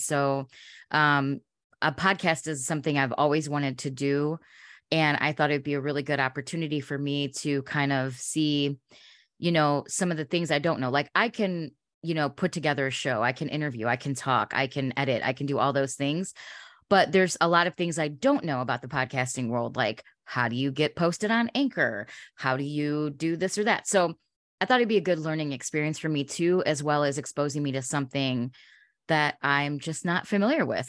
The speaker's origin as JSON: {"language": "English", "town": "Chicago", "region": "Illinois", "country": "United States", "tie": "born or raised there", "said": "growing up in Chicago, uh, we had amazing radio in the 90s"}